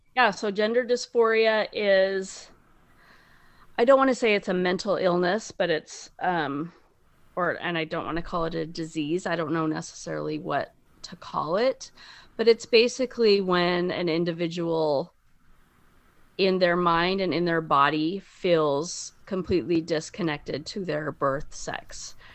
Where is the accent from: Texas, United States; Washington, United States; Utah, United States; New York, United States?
Utah, United States; Bountiful; I am from Bountiful, Utah